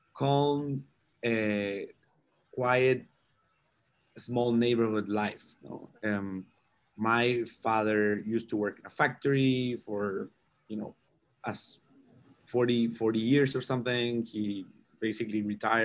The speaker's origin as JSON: {"language": "English", "town": "Concepción", "region": "Biobío", "country": "Chile", "tie": "born or raised there", "said": "I'm from Chile, originally from Chile. I grew up in the south of Chile, around 300 miles south of the capital, Santiago"}